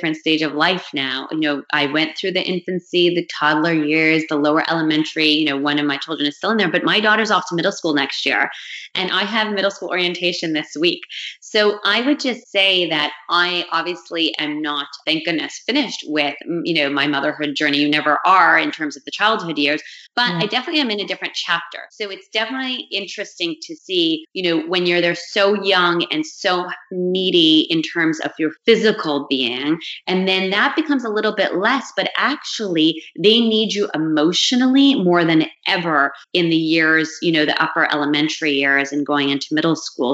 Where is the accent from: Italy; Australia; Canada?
Canada; Montreal, Quebec; moved away as an adult; now in New York, United States; growing up in the Montreal community where there is this European flair